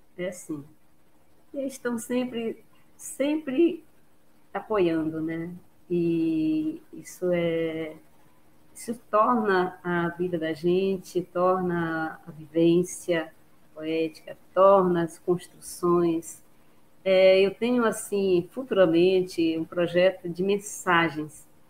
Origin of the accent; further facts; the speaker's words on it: Bragança, Pará, Brazil; moved away; eu sou bragantina, eu venho de Bragança, amo minha terra